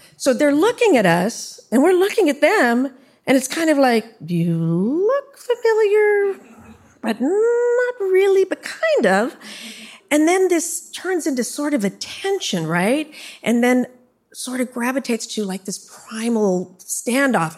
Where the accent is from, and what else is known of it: San Jose, California, United States; born or raised there; also born or lived in Orlando, Florida